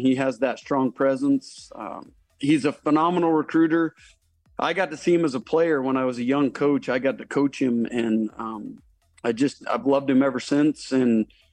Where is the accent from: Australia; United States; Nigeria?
United States; Lehi, Utah; I grew up in Lehigh